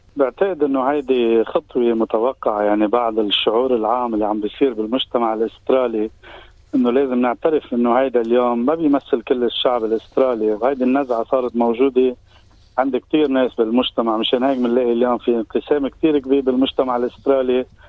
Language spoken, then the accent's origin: Arabic; Lebanon; now in Australia; نحن كجالي لبناني كجالي عربي